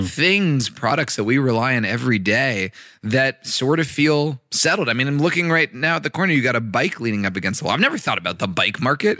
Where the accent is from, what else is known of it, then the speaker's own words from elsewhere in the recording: Los Angeles, California, United States; I grew up in Los Angeles